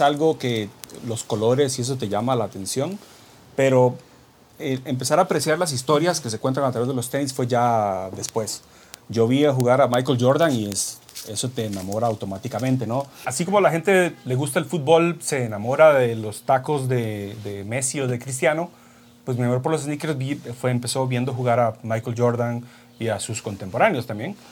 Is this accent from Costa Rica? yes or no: yes; Costa Rica; soy de Costa Rica, soy fotocompositor y retocador profesional